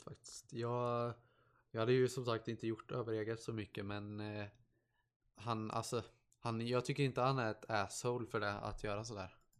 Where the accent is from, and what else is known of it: Sweden; born or raised there; first language Swedish